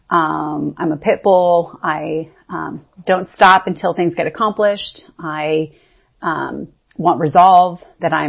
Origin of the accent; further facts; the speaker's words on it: Northern California, United States; I was born in Northern California to a very strong, independent woman